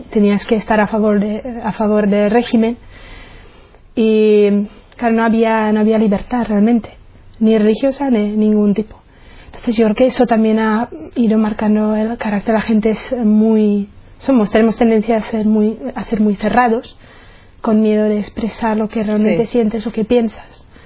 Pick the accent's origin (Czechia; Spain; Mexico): Czechia; Spanish is a second language; moved away; soy de la República Checa, entonces notaréis a lo mejor algún acento, es por eso, porque soy checa. Y tengo 32 años, eh, soy de una familia, somos tres chicas, tres hermanas, y yo soy la más pequeña. Mm. Mi familia no es, eh, no es religiosa